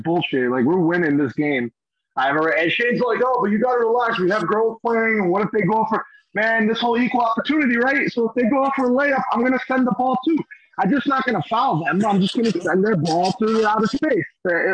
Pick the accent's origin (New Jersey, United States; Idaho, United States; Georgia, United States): New Jersey, United States; Union City; I'm from the street. I'm from Union City, New Jersey. I learned to play on a freaking milk carton on the post in the corner